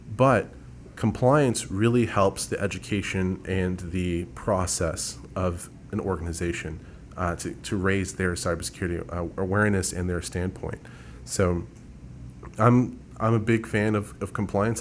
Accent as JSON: {"language": "English", "town": "San Antonio", "region": "Texas", "country": "United States", "tie": "born or raised there", "said": "I was born and raised here in San Antonio, so I am a, a native here"}